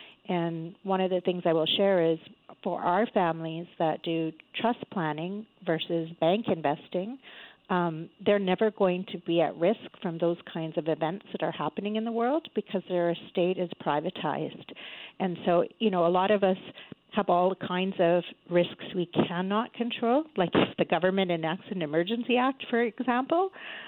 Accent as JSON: {"language": "English", "country": "Canada", "said": "Only 1/3 of us as a Canadian population have a will"}